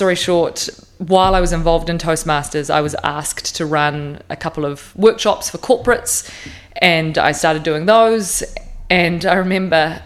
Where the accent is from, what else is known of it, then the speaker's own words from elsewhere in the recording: Tauranga, Bay of Plenty, New Zealand; also born or lived in Surrey, United Kingdom; I grew up in Tauranga